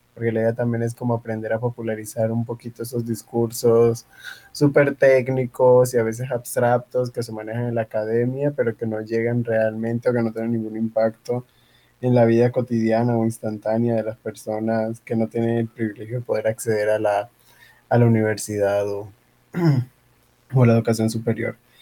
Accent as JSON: {"language": "Spanish", "town": "Tumaco", "region": "Nariño", "country": "Colombia", "moved": "yes", "lives_now": "Cali, Colombia", "said": "soy de Tumaco, Nariño eh, llegué producto de la migración en el año 2009 aquí a Cali"}